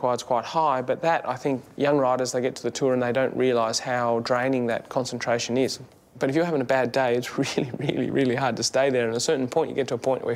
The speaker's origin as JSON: {"language": "English", "country": "Australia", "said": "as an Australian athlete"}